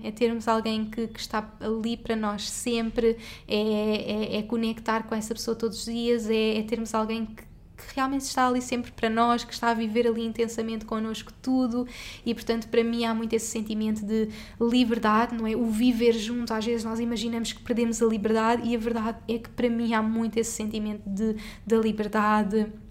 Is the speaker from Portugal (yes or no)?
yes; Portugal; moved away as an adult; also born or lived in Singapore; eu saí de Portugal e fomos viver juntos para Singapura